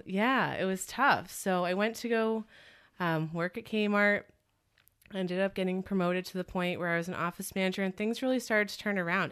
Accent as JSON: {"language": "English", "region": "Connecticut", "country": "United States", "tie": "born or raised there", "also_born_or_lived": "Burlington, Vermont", "moved": "as an adult", "said": "I grew up in Connecticut"}